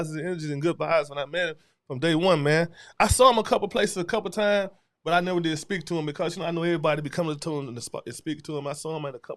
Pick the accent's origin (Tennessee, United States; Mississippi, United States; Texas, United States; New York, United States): Mississippi, United States; Batesville; also born or lived in Sardis, Mississippi; I'm from Batesville, Mississippi. I moved from Sardis to Batesville when I was in the fourth grade